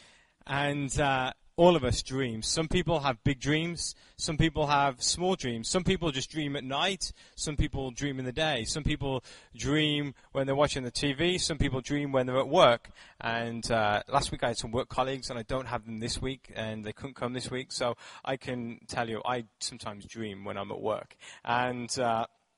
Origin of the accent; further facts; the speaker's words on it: England, United Kingdom; moved away; I grew up in England